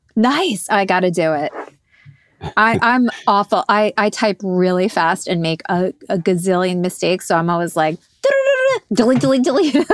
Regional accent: Montrose, New York, United States; also born or lived in Peekskill; I was born in Peekskill, but for the majority of my life I grew up in Montrose.

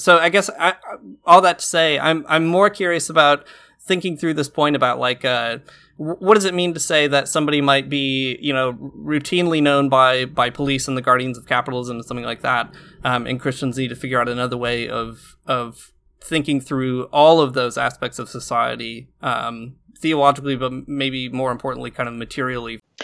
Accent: rural Michigan, United States; my hometown, which is, like, a really rural part of Michigan

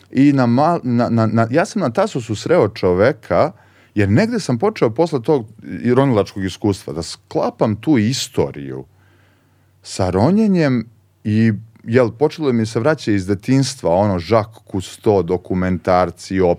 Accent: Požega, Zlatibor District, Serbia; moved away; also born or lived in Belgrade; dok sam živeo kao klinac u Požegi

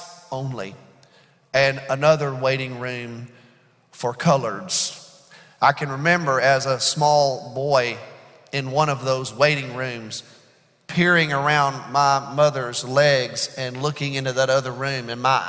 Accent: Birmingham, Alabama, United States; I was reared in Birmingham, Alabama, during the civil rights era.

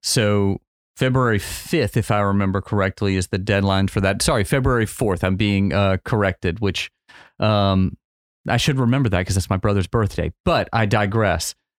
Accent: New Iberia, Louisiana, United States; I grew up in New Iberia

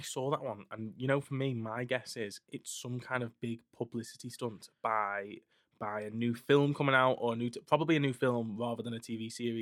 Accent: Skelmersdale, North West England, United Kingdom; I'm from scam

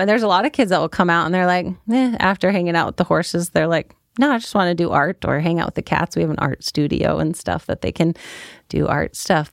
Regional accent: Oregon, United States; born or raised there; also born or lived in Minnesota

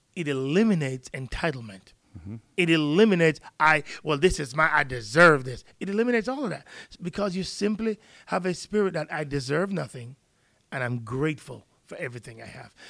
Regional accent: Jamaica; now in United States; I'm from Jamaica

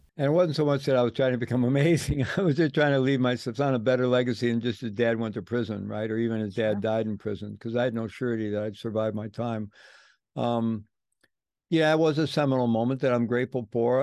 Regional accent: St. Louis, Missouri, United States; moved away as an adult; I grew up in the Midwest, um, grew up in St. Louis

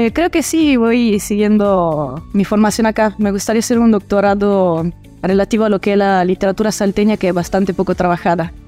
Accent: Italy; moved away as an adult; also born or lived in El Salvador; now in Salta, Argentina; yo nací y crecí en Italia

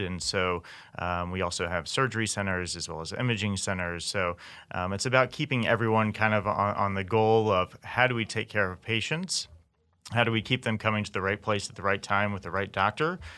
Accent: Memphis, Tennessee, United States; moved away as an adult; also born or lived in Kansas; now in Kansas City, United States; I'm from Memphis, Tennessee originally, came out to K U in two thousand

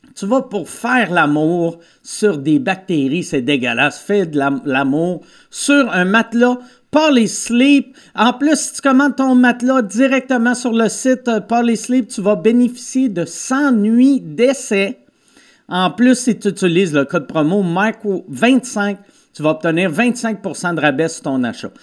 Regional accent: Quebec City, Quebec, Canada; now in Montreal, Canada; je venais de Québec

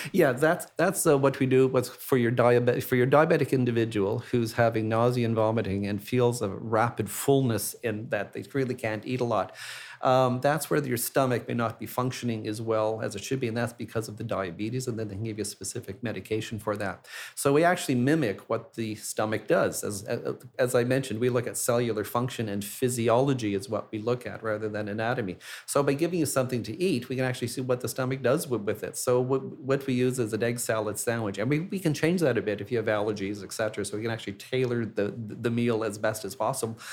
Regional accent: Montreal, Quebec, Canada; moved away; my hometown of Montreal

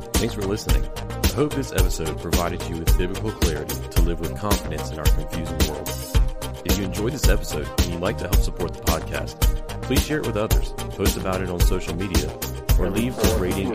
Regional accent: United States; American Christians

